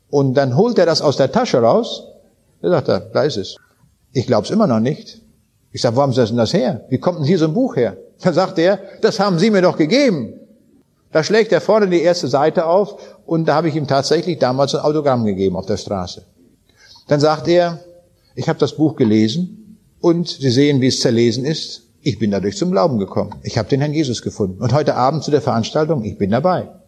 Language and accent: German; Königsberg, Kaliningrad Oblast, Russia; Ich habe das abends an den Leuten dort in Königsberg auch gesagt. Das war mal meine Heimat, es ist nicht mehr.